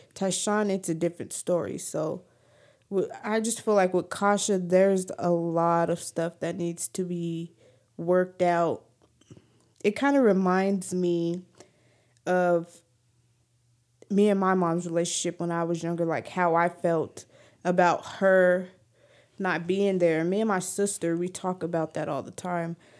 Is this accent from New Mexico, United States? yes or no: yes; New Mexico, United States; I'm from New Mexico